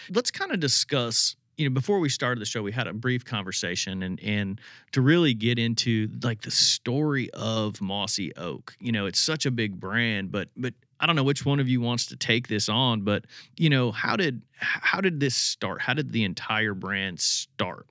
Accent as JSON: {"language": "English", "region": "Indiana", "country": "United States", "tie": "born or raised there", "said": "growing up in Indiana"}